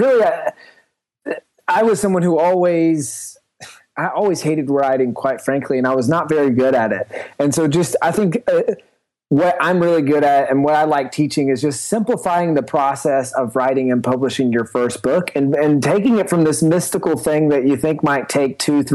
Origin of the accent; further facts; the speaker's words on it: the South, United States; I grew up in the South.